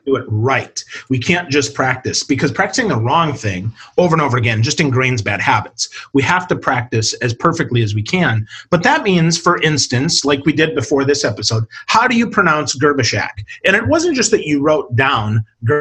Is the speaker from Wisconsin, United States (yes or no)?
yes; Wisconsin, United States; moved away; I'm originally from Wisconsin